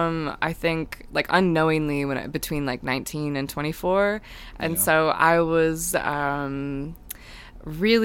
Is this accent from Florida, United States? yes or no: no; Cleveland, Ohio, United States; now in Chicago, United States; I'm originally from Cleveland, actually, but I've lived in Chicago since 2013